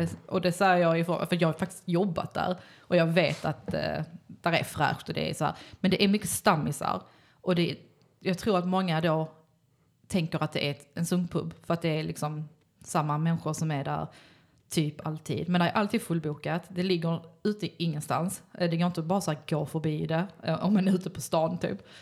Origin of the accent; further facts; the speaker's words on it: Malmö, Skåne, Sweden; jag är uppvuxen på Lindeborg